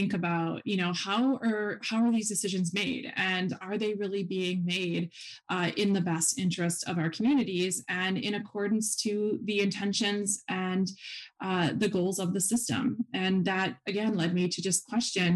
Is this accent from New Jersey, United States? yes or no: no; Wisconsin, United States; also born or lived in Huntsville, Texas; I am from Wisconsin